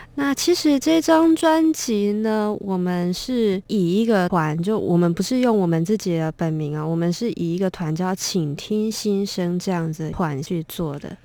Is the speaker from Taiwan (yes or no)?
yes; Taiwan; 我们台湾人